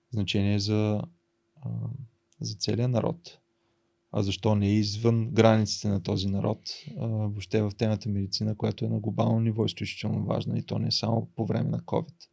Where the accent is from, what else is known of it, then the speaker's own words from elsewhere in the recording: Varna, Varna Province, Bulgaria; сънувах момента, в който аз се прибирам във Варна с мотор. Идвам от Бургас от магистрата и се качвам на Спруховия мост и просто така целият град се открива пред мене и аз така се прибирам с моя мотор в, в родния дом.